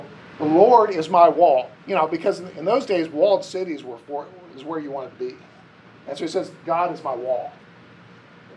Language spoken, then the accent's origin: English; Ohio and Indiana, Midwest, United States; I grew up in Ohio and Indiana where it's really flat